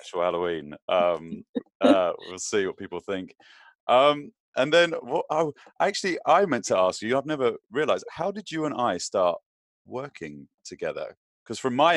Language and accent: English; London, United Kingdom; moved away as an adult; now in United States; growing up in London